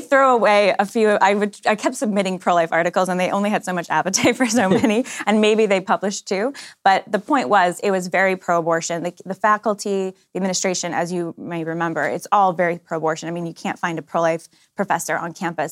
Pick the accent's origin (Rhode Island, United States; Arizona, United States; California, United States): California, United States; Bay Area; I'm from the Bay Area, California, one of eight kids